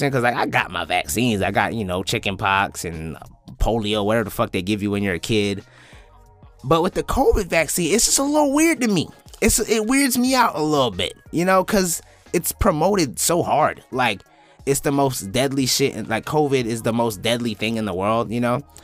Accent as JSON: {"language": "English", "country": "United States"}